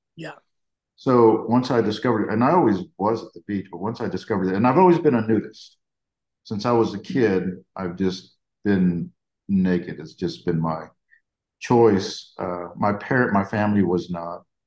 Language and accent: English; Corpus Christi, Texas, United States; I grew up down in South Texas by Corpus Christi